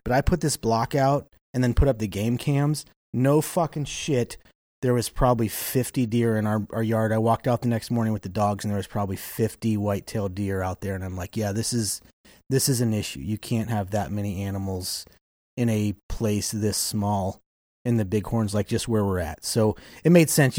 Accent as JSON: {"language": "English", "region": "Kansas", "country": "United States", "tie": "born or raised there", "also_born_or_lived": "Wyoming", "moved": "yes", "said": "I grew up in Kansas"}